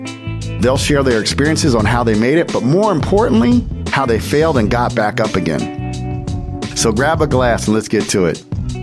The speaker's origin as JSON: {"language": "English", "region": "New Jersey", "country": "United States", "tie": "born or raised there", "said": "I grew up in Jersey, but, like, I told him, I said, like, my high school was probably 80% white people."}